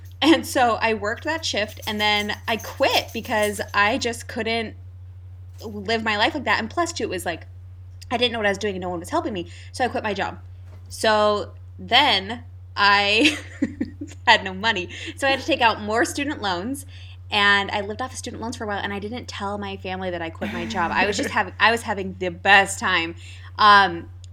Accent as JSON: {"language": "English", "town": "Lewiston", "country": "United States", "tie": "born or raised there", "said": "growing up in Lewiston in high school"}